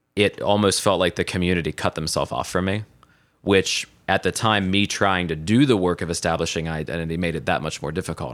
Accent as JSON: {"language": "English", "region": "Southeast Ohio", "country": "United States", "tie": "born or raised there", "moved": "as an adult", "lives_now": "Columbus, United States", "said": "I was born and raised, uh, in Southeast Ohio on a three hundred acre cattle farm"}